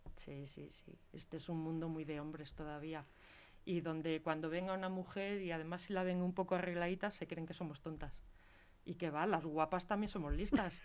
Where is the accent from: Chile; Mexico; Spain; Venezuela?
Spain; Galicia; now in Leganés, Spain; yo soy gallega